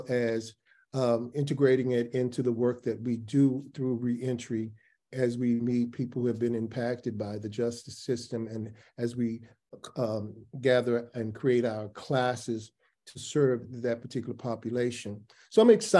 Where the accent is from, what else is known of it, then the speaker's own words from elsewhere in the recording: Memphis, Tennessee, United States; now in Atlanta, United States; I come from Memphis, Tennessee, and Curtis and I are both Southern guys